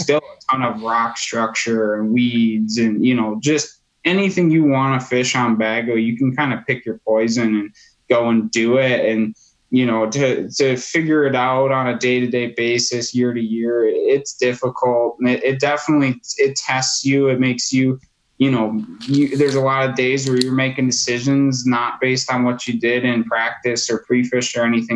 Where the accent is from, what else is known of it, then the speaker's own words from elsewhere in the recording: Wisconsin, United States; growing up in Wisconsin, you know, outdoors is, you know, kind of bred into us here